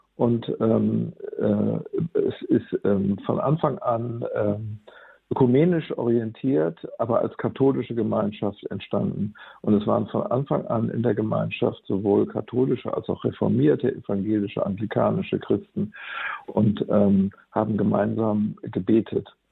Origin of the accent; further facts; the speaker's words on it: Bremen, Germany; als ich als Jugendlicher und junger Erwachsener aufgewachsen bin in Bremen